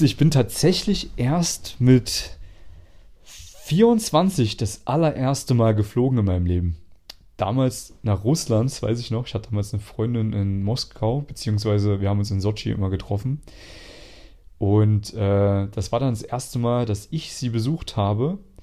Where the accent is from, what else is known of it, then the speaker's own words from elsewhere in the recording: Germany; moved away as an adult; also born or lived in Jena, Germany / Vienna, Austria; als ich damals noch in Deutschland gelebt habe, in meiner Heimatstadt